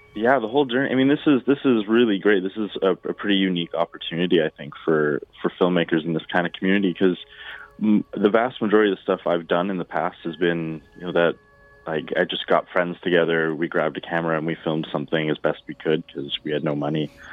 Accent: Alberta, Canada; I grew up in Alberta

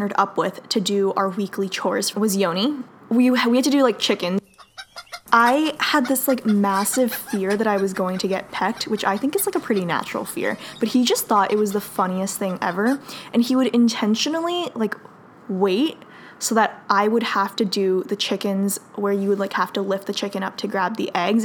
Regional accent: Fremont, California, United States; also born or lived in Davis, California; I grew up in Fremont

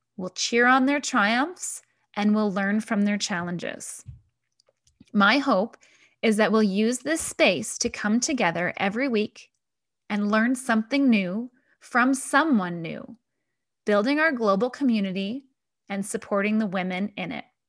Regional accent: Canada; moved away as an adult; also born or lived in Paris; I'm a Canadian that has lived in many different countries

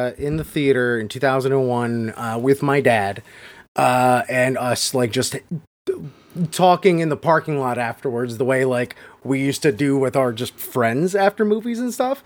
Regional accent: South Florida, United States; born or raised there

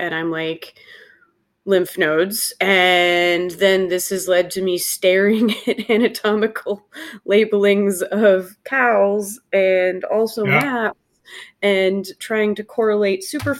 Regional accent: Charleston, West Virginia, United States; I'm born and raised in Charleston, West Virginia.

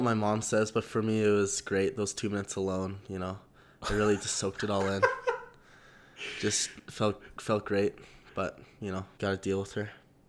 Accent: Calgary, Alberta, Canada; born and raised in Calgary

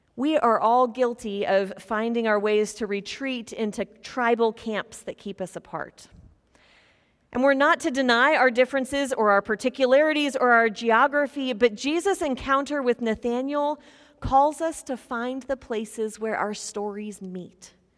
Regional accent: Topeka, Kansas, United States; moved away as an adult; I'm from Topeka, Kansas

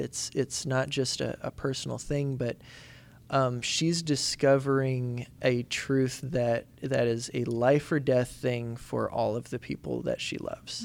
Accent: Indiana, United States; where I grew up in Indiana

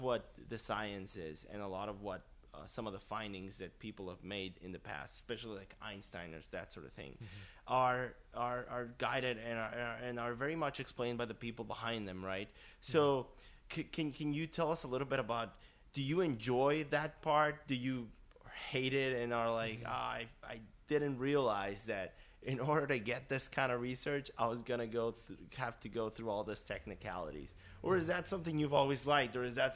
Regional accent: Mexico; moved away; I'm from Mexico originally

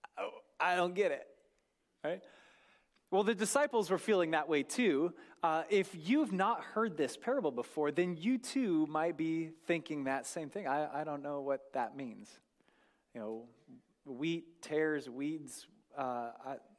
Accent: North Idaho, United States; I grew up in North Idaho

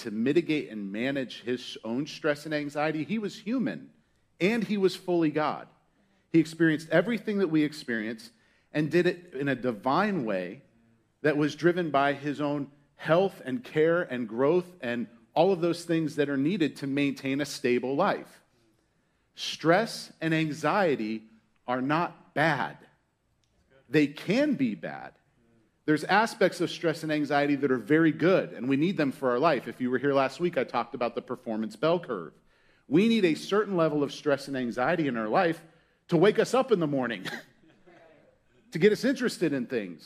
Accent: Pittsburgh, Pennsylvania, United States; moved away; I was born in Pittsburgh, Pennsylvania, and there was an amusement park called Kennywood. And I went to Kennywood a lot as a kid

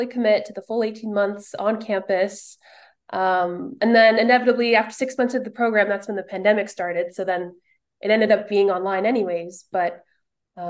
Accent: Winnipeg, Manitoba, Canada; moved away as an adult; now in Toronto, Canada; I'm actually from Winnipeg

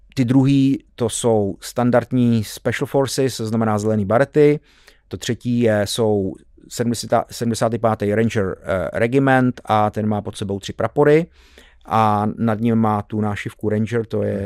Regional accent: Czechia; jsme byli Češi

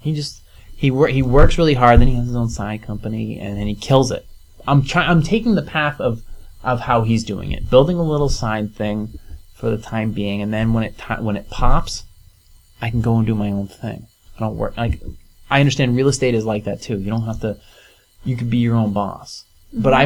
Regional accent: Venice, Florida, United States; moved away; I was born in Venice Beach, Florida

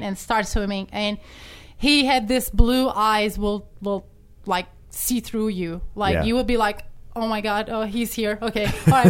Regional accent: Turkey; English is a second language; moved away as an adult; now in United States; I'm from Turkey originally. I came to the United States when I was 21 years old.

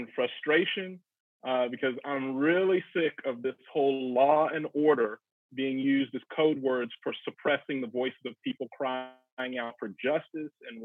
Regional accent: Atlanta, Georgia, United States; moved away as an adult; now in Evanston, United States; born and raised Atlanta, Georgia

